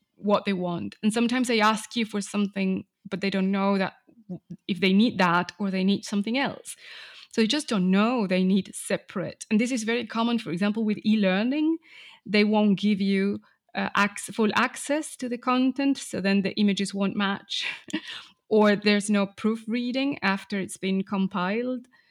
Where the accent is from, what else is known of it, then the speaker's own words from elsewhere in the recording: Argentina; English is a second language; I grew up in Argentina